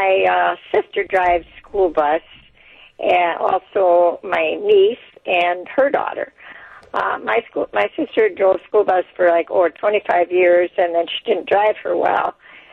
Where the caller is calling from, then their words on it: DeForest, Wisconsin, United States; Okay, this is …. I'm from DeForest.